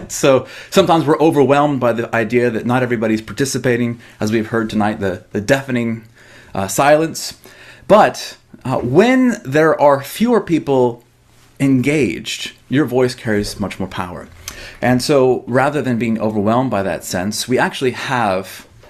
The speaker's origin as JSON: {"language": "English", "country": "United States", "said": "us as American Christians"}